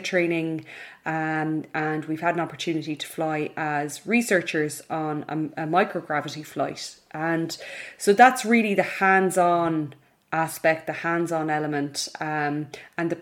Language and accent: English; Ballina, Connacht, Ireland; now in Dublin, Ireland; I grew up in Mayo in a town called Ballina in the west of Ireland